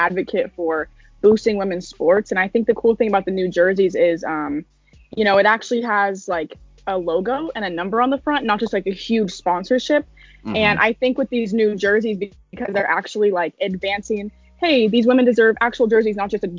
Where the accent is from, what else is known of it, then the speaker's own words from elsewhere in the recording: Las Vegas, Nevada, United States; I'm from Las Vegas, Nevada, and I play for Shadow Ridge High School